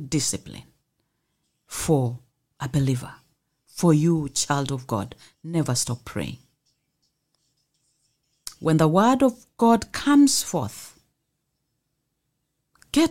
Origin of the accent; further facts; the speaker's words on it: Mombasa, Mombasa County, Kenya; I come from here, Mombasa.